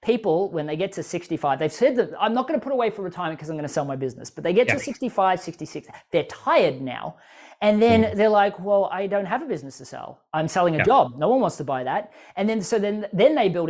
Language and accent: English; Australia; as an Australian, I can speak kind of quickly